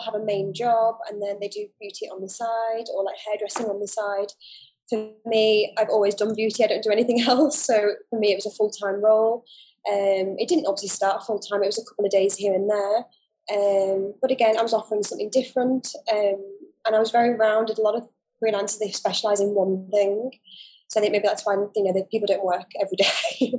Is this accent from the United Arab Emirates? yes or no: yes; Dubai, United Arab Emirates; also born or lived in United Kingdom; So I actually grew up in the Middle East. I grew up in Dubai. So I've been here for a long time.